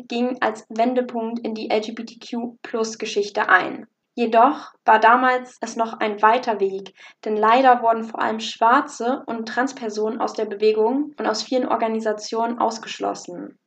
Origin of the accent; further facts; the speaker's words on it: Germany; bei uns in Deutschland